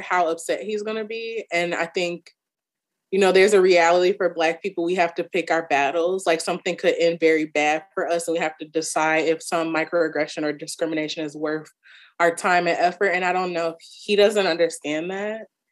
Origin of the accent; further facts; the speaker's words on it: Chicago, Illinois, United States; I'm from Chicago.